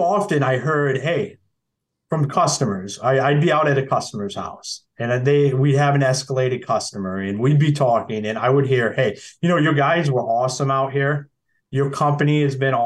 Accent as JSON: {"language": "English", "town": "Akron", "region": "Ohio", "country": "United States", "tie": "born or raised there", "also_born_or_lived": "Michigan", "moved": "as an adult", "said": "I'm originally from Akron, Ohio. So we got a hospital there"}